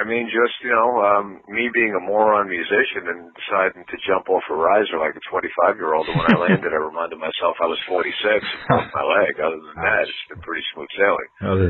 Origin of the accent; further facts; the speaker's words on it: northeast Pennsylvania, United States; it's my hometown. I mean, I live in northeast Pennsylvania